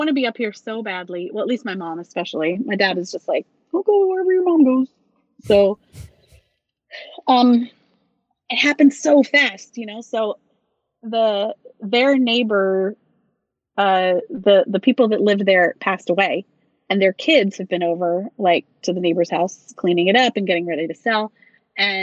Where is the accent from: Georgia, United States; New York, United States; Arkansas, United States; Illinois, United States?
Georgia, United States; Loganville; moved away; I grew up in Loganville